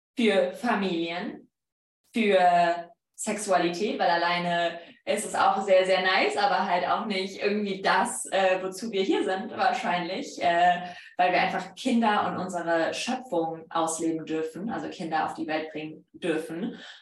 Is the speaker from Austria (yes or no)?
no; Poland; accent: Polish; German is a second language; moved away; mein polnischer Akzent